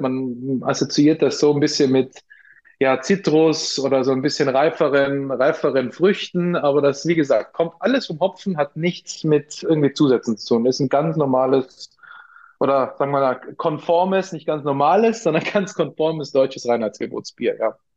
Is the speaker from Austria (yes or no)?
yes; Austria; accent: Austrian dialect; now in Munich, Germany; gebürtig aus Österreich, deswegen äh, ab und zu sorry für meine für meinen Dialekt